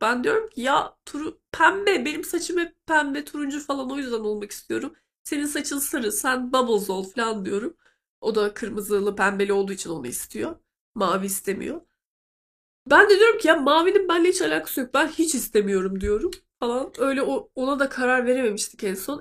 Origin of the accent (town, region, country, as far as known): Black Sea Region, Turkey; moved away